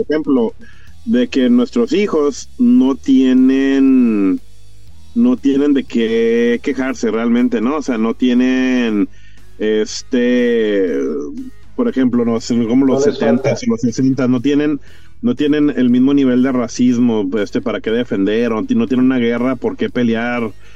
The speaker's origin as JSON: {"language": "Spanish", "country": "United States", "said": "Yo tengo mi, yo tengo mi descendencia mexicana, pero yo soy gringo."}